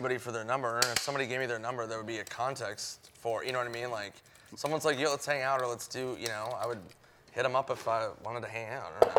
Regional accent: Minnesota, United States; And I don't know if it's just being Minnesotan or whatever, but that's not really how I was raised.

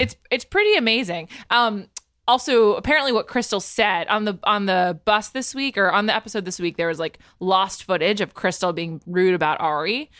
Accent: East Coast, United States; moved away; We're both from the East Coast

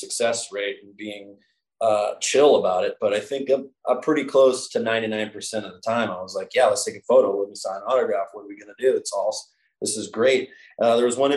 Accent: Northeast, United States; moved away; growing up in the Northeast

